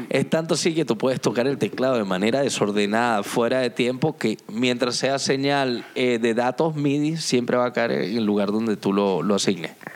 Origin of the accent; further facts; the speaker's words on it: Venezuela; now in Tenerife, Spain; Soy venezolano